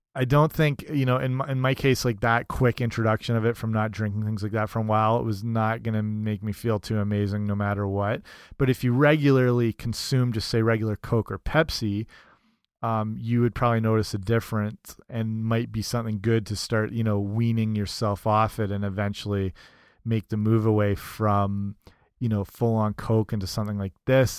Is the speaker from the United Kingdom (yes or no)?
yes; England, United Kingdom; moved away; I grew up in England